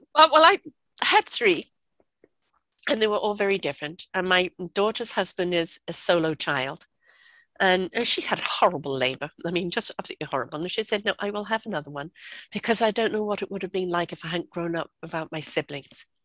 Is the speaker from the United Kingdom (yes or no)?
yes; England, United Kingdom; moved away; also born or lived in South Africa; I grew up in England